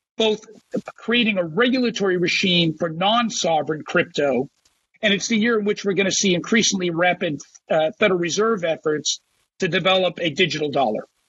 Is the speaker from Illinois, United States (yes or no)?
no; New Jersey, United States; my home state of New Jersey